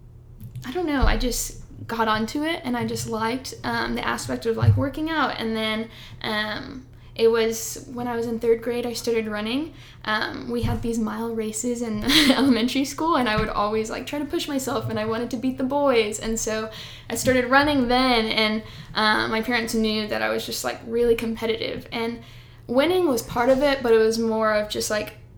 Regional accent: Houston, Texas, United States; also born or lived in College Station, Texas; I'm from Houston, Texas.

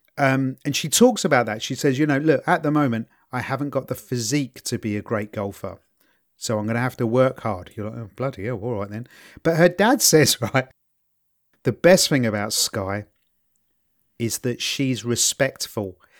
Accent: London, United Kingdom; I'm from East London. If we bunked off school, which we did a fair chunk

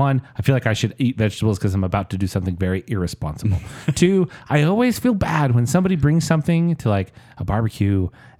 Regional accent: Hawaii, United States; I'm Hawaiian.

